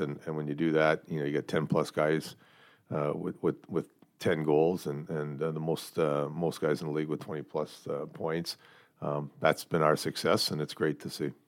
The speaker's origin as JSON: {"language": "English", "town": "Sault Ste. Marie", "region": "Ontario", "country": "Canada", "tie": "born or raised there", "said": "the junior team in my hometown."}